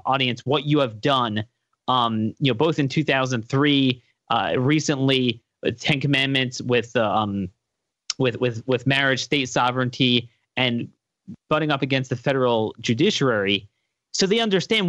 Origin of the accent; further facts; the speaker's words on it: Maryland, United States; my home state of Maryland